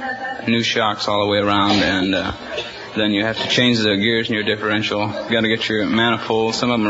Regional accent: Oklahoma, United States; I'm from the Sooner State, Oklahoma.

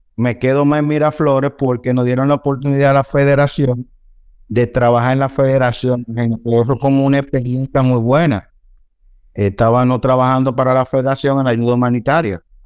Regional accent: Dominican Republic; como dominicanos, siempre andamos

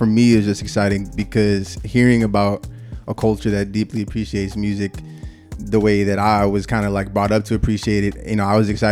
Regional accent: Boston, Massachusetts, United States; now in Los Angeles, United States; I'm from Boston, Massachusetts

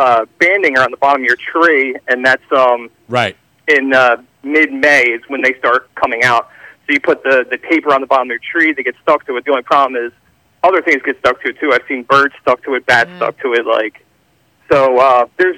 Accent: Philadelphia, Pennsylvania, United States; now in Audubon, United States; I grew up in Philly. I live in KOP area now.

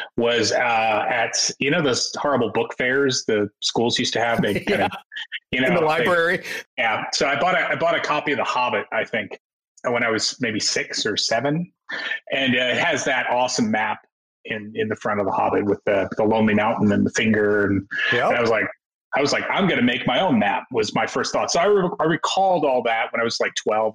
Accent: New York, United States; I grew up in New York

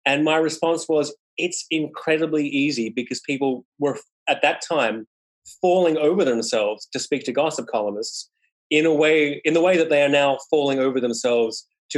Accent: Sydney, New South Wales, Australia; moved away as an adult; now in New York City, United States; I'm an Aussie and I moved to New York City from Sydney in 1998.

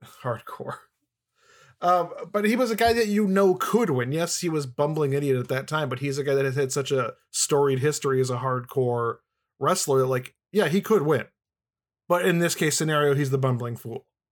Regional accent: Midwest, United States; I'm from the Midwest

